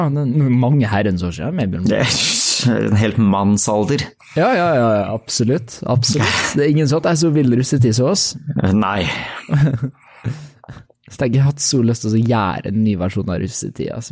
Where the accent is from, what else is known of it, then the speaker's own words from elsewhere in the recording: Norway; Ærlig talt, som en nordmann som sitter og hører nyheter fra USA om liksom school shootings og, uh, og police brutality og styr altså